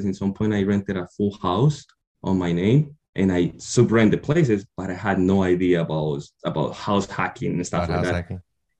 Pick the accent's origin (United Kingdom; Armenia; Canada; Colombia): Colombia; English is a second language; moved away as an adult; now in United States; I was born and raised in Colombia